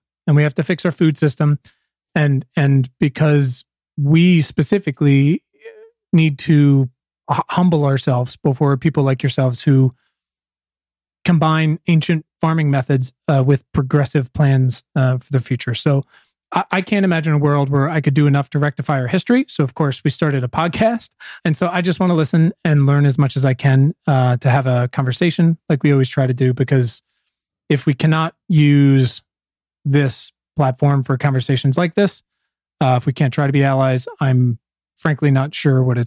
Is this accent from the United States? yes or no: yes; Williamsburg, Virginia, United States; now in Los Angeles, United States; I'm from Virginia, Williamsburg, just down the street from Jamestown